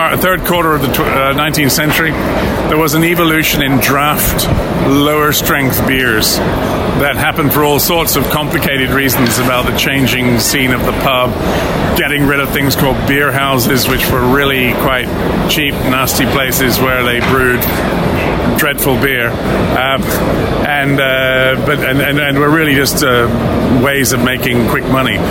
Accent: West Midlands, United Kingdom; I was from the Midlands, and in the Midlands, we had a compromise head

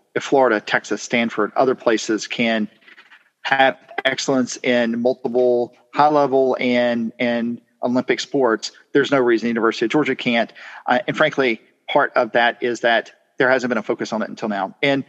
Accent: Ireland; I'm Irish, but I'm probably fine living a little less interesting times.

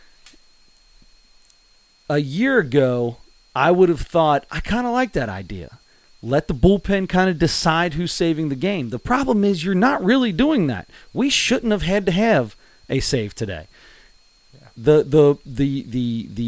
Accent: Cincinnati, Ohio, United States; we're from Cincinnati. We're homers when it comes to Cincinnati.

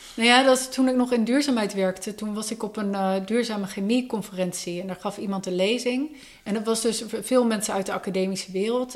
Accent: Enschede, Overijssel, Netherlands; ik kom zelf uit Enschede

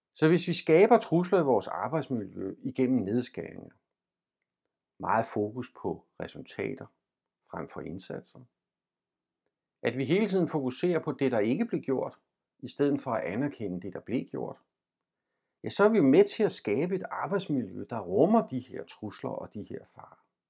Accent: Denmark; vi som danskere

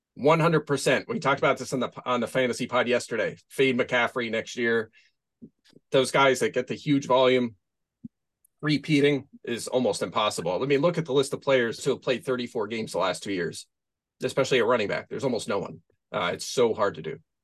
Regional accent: Pennsylvania, United States; moved away; I am from Pennsylvania originally.

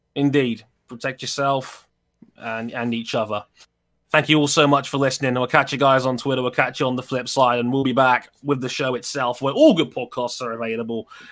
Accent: London, United Kingdom; also born or lived in Wembley / Southall; I've lived in West London my entire life. I was born in Wembley. I moved to Southall when I was ten

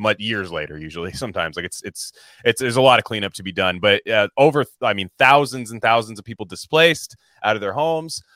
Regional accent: Northern California, United States; I'm from Northern California

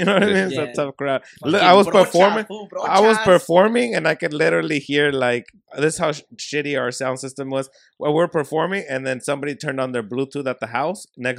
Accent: Los Angeles, California, United States; also born or lived in San Bernardino; I grew up in South Central, and I live across the tracks.

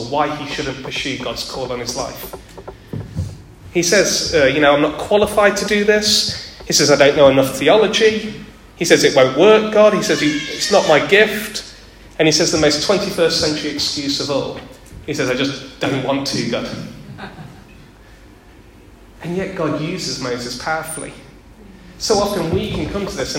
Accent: Derby, East Midlands, United Kingdom; I'm from Derby. I grew up in Derby.

